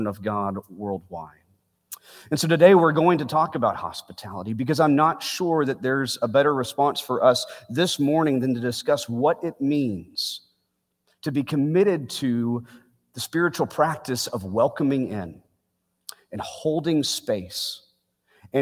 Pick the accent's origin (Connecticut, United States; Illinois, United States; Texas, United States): Texas, United States; Bedford; Beth Israel Synagogue is a 12-minute drive from the home that I grew up in Bedford, Texas